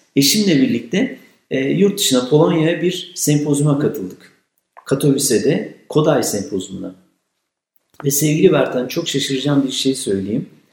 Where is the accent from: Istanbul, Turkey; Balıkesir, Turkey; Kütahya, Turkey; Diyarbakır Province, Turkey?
Kütahya, Turkey; Kütahya gibi e, çok güzel memleketim hiç itirazım yok ama denizimiz, dağımız yok da bizim